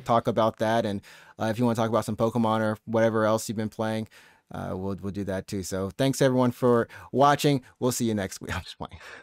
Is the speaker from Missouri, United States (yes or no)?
no; Alabama, United States; now in Japan; My hometown in Alabama